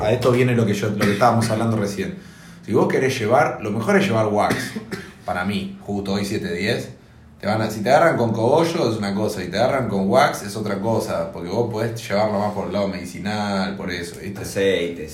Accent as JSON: {"language": "Spanish", "country": "Argentina", "said": "como argentinos"}